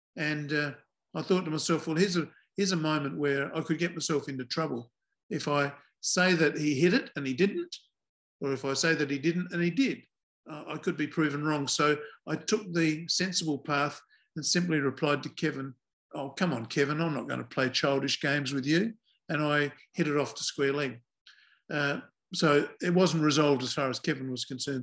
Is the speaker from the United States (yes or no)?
no; Adelaide, South Australia, Australia; I come from Adelaide, South Australia